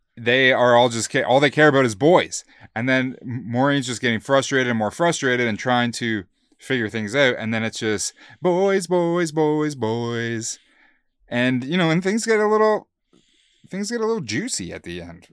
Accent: Calgary, Alberta, Canada; we're from Calgary

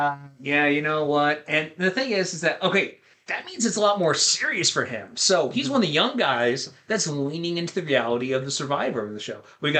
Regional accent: Midwest, United States; I'm a Midwesterner.

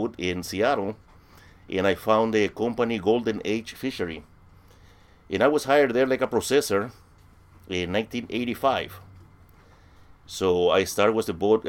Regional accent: Villarrica, Guairá, Paraguay; English is a second language; moved away as an adult; now in United States; I was born in Villarrica in Paraguay, in South America

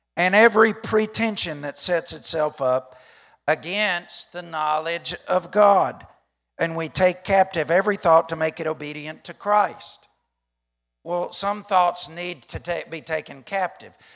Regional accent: Alabama, United States; I'm from Alabama

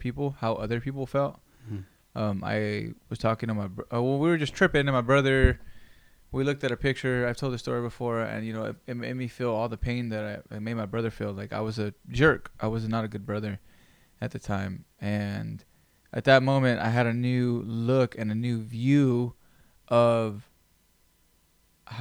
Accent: Greenfield, United States; Growing up in Greenfield, knowing everyone and everyone's business

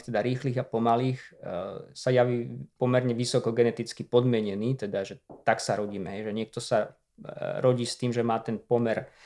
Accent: Liptovský Mikuláš, Žilina Region, Slovakia; Ten mali len na gymnáziu u nás v Liptovskom Mikuláši, takže som šiel na gymnáziu

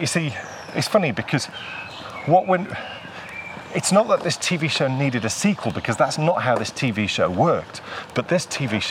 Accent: England, United Kingdom; we are two English people in the north of England

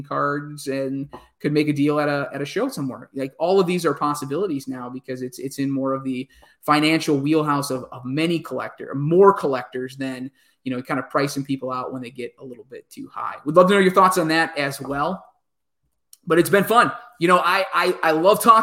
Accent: Wisconsin, United States; growing up in Wisconsin in the 90s

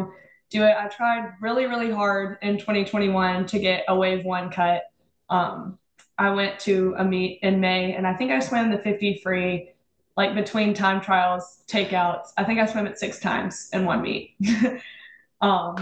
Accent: Oxford, Mississippi, United States; moved away as an adult; now in Louisville, United States; I'm from Oxford, Mississippi

